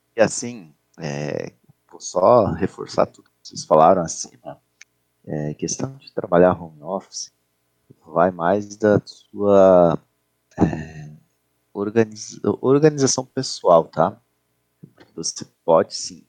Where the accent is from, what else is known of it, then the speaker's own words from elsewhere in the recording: Chapecó, Santa Catarina, Brazil; E aqui em Chapecó, por exemplo, eu sou de Chapecó